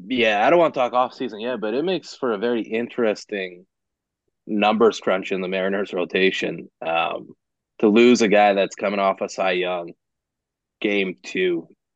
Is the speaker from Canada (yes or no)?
yes; Canada; We're both Canadian